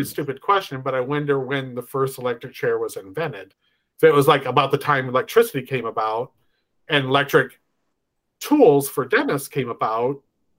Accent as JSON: {"language": "English", "region": "Michigan", "country": "United States", "said": "we are family from Michigan"}